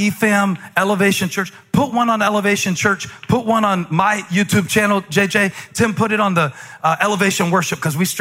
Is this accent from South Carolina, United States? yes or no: yes; Moncks Corner, South Carolina, United States; moved away; I came from Monk's Corner, South Carolina